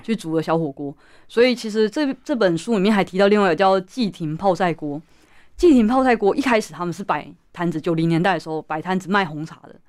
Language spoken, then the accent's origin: Chinese; Taichung, Taiwan; moved away; 跟我一样都是从台中北迁之后